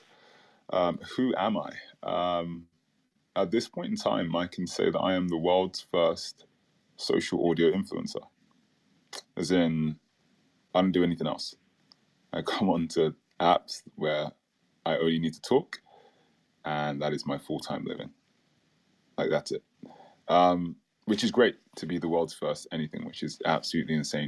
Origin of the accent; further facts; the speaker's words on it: London, United Kingdom; moved away as an adult; also born or lived in Caribbean; So I grew up in London, in the UK